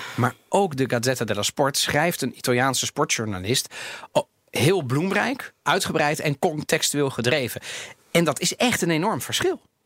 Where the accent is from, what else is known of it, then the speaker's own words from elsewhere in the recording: Netherlands; ik ben in Nederland opgegroeid